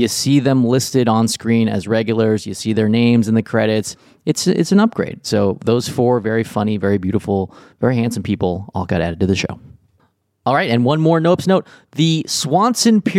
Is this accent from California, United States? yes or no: yes; Riverside, California, United States; my hometown of Riverside, California.